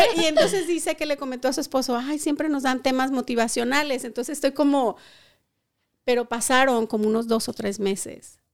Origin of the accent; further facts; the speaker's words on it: Colima, Mexico; moved away as an adult; now in Modesto, United States; yo soy colimota rodilluda, como es. Soy de Colima, Colima, México.